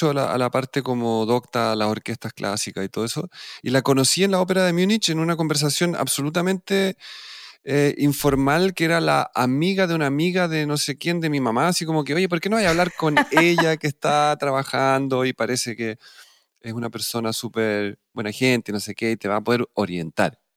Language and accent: Spanish; Lima, Peru; born there; pues yo nací en Lima